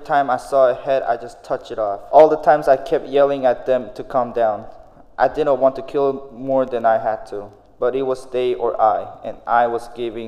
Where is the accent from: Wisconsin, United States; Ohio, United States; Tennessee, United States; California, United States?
Tennessee, United States; I'm planning on starting a school for underprivileged children back in my home state of Tennessee.